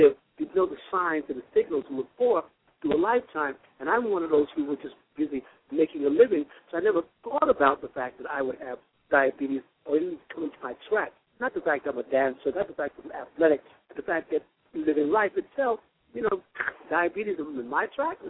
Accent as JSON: {"language": "English", "region": "Florida", "country": "United States", "said": "I'm from Florida."}